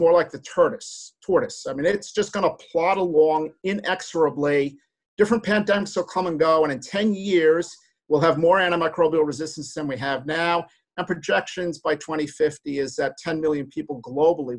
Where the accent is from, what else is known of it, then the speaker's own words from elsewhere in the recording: New Jersey, United States; I'm from New Jersey